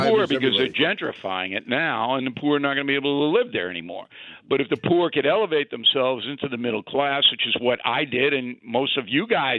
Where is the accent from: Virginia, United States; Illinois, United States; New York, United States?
New York, United States; Levittown; the same kind of economic status that I grew up in Levittown